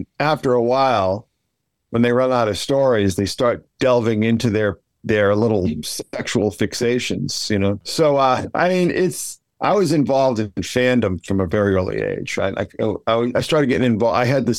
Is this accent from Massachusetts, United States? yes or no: yes; Braintree, Massachusetts, United States; it's a good thing I was from Braintree